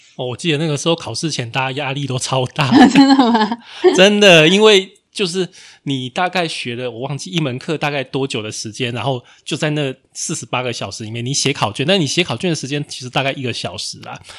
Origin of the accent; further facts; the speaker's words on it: Taiwan; 身为台湾人